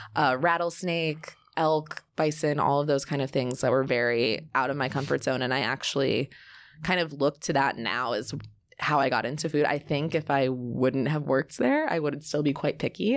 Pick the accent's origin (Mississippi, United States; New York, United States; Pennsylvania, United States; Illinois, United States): Pennsylvania, United States; Bucks County, north of Philadelphia; also born or lived in Dallas, Texas; I was born in Dallas, but moved almost immediately to Philadelphia, north